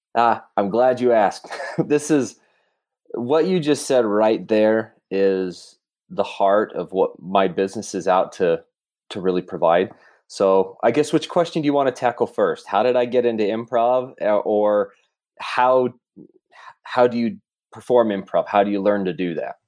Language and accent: English; South Jordan, Utah, United States; also born or lived in Russia / Murray, Utah; South Jordan, South Jordan, Utah